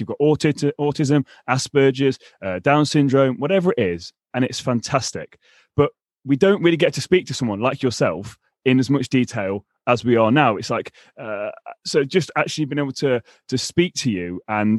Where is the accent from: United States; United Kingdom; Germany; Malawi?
United Kingdom; England; accent: English; my English accent